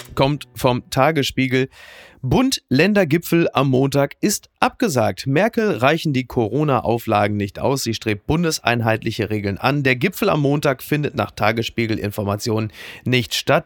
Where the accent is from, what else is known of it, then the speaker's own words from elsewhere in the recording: North Rhine-Westphalia, Germany; ich komme aus NRW, ich weiß, was es bedeutet, ein absolut ja, ja. wertloses Abitur Abitur zu haben